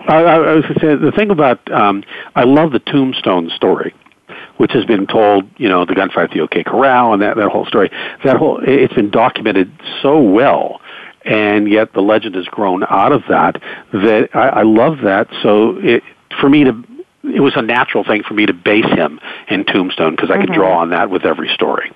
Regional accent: Pittsburgh, Pennsylvania, United States; the Pittsburgh Pirates, my hometown team

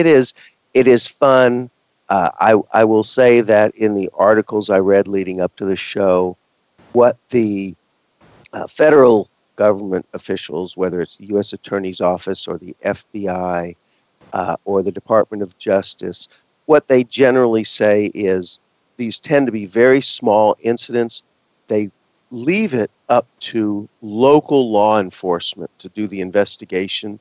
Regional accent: Texas, United States; moved away; growing up in Texas.

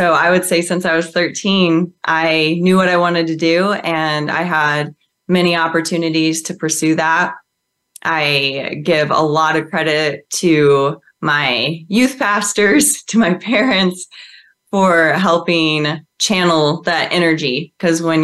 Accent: Midwest, United States; I actually grew up on a farm in the Midwest

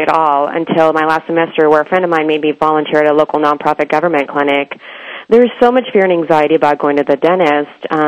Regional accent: Bay Area, California, United States; also born or lived in India; I grew up in the Bay Area here

